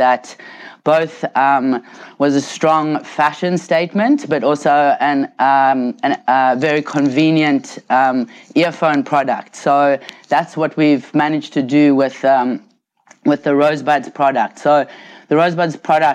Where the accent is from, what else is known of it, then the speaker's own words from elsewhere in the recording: South Africa; now in Australia; I was born and grew up in South Africa quite some decades ago